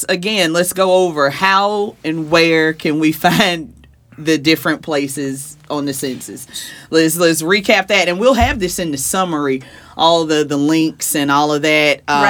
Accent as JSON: {"language": "English", "region": "the South", "country": "United States", "said": "I'm a Southerner"}